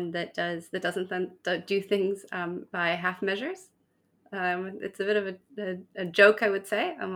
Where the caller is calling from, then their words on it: Cape Town, Western Cape, South Africa; Cape Town, South Africa.